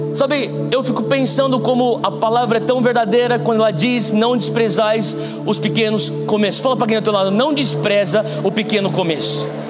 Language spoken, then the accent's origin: Portuguese; São Paulo, Brazil; moved away as an adult; eu sou paulista